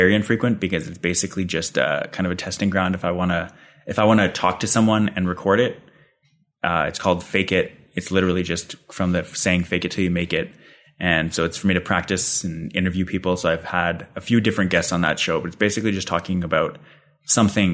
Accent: Calgary, Alberta, Canada; now in Ottawa, Canada; He's in Calgary, where I'm from

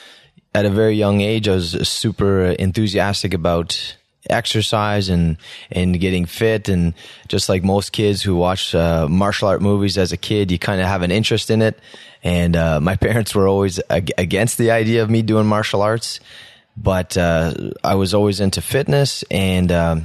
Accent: Ottawa, Ontario, Canada; Yeah, born and raised in the South End.

